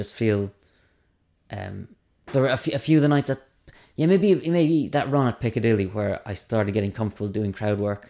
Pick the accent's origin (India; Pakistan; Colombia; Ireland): Ireland; Cork, Munster; I'm from Cork.